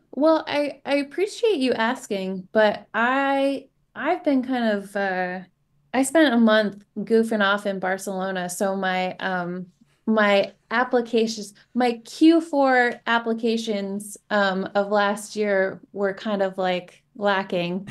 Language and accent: English; Seattle, Washington, United States; growing up in Se-, in the Seattle area